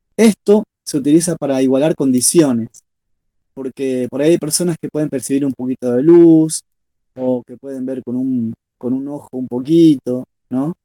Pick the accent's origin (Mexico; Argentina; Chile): Argentina; Rosario, Santa Fe; soy de Rosario, de Santa Fe, Argentina